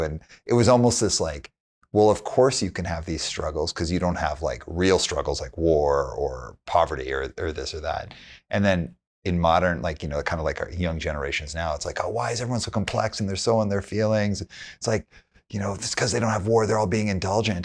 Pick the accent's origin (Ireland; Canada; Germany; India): Canada; Calgary, Alberta; I grew up in Calgary